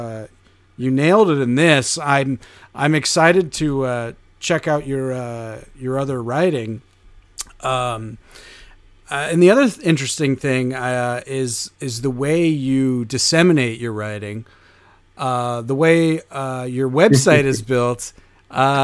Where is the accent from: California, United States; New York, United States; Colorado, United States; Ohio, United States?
New York, United States; upstate; now in New York City, United States; I'm from upstate New York, and now I've been in New York City for, almost a decade